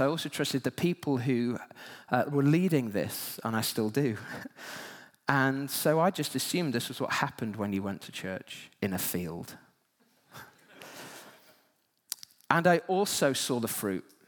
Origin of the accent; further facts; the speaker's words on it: Yorkshire and the Humber, United Kingdom; I grew up in West Yorkshire